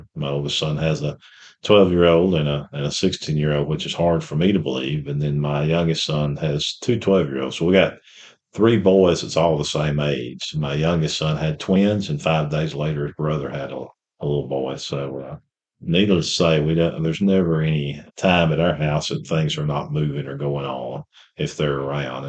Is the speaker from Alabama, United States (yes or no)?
yes; Rainsville, Alabama, United States; I'm from Rainesville, Alabama, northeast Alabama